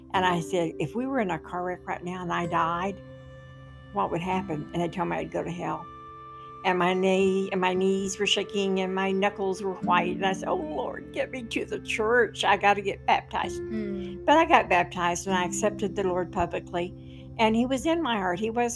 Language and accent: English; Oklahoma City, Oklahoma, United States; I was growing up in South Oklahoma City, and my parents never went to church